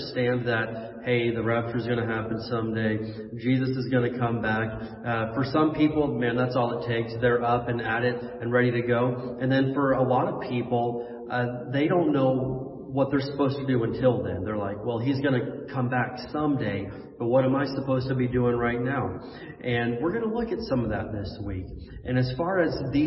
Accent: Indiana, United States; moved away; I remember as a kid growing up in the Midwest in Indiana, we would get actual snowstorms.

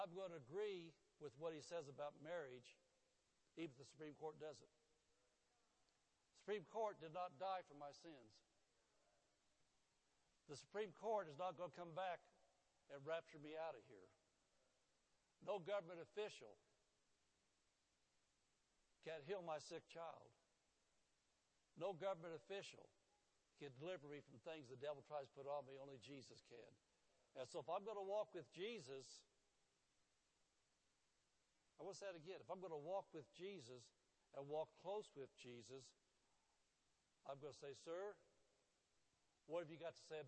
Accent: Indianapolis, Indiana, United States; born or raised there; moved away

